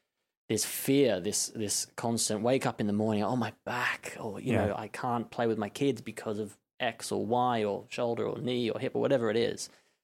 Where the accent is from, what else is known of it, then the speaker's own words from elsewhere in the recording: Melbourne, Victoria, Australia; moved away as an adult; now in London, United Kingdom; born and bred in Australia, in Melbourne.